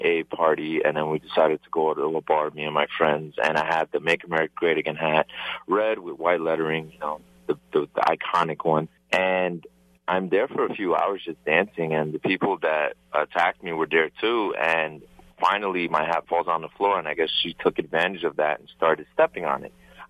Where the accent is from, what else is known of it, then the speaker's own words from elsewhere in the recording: New York City, New York, United States; I'm born and raised in New York City